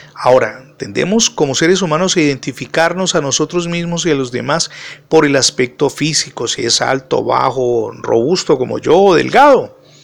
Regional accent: Cali, Valle del Cauca, Colombia

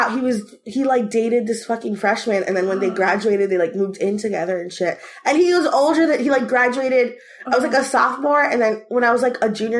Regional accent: Florida, United States; I'm from Florida, everyone, if you didn't know.

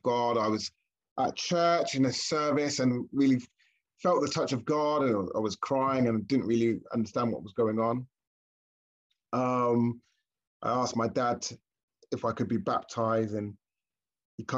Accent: Milton Keynes, South East England, United Kingdom; now in Oxford, United Kingdom; I was born in Milton Keynes, and I was raised in that church, Faith Tabernacle, in Milton Keynes

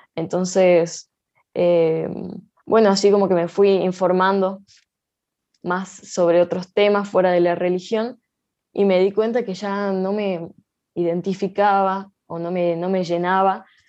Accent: Salta, Argentina; yo nací acá en Salta Capital, eh, en zona sur, en el barrio eh, Don Emilio

